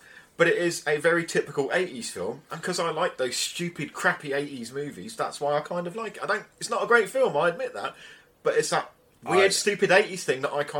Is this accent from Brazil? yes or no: no; England, United Kingdom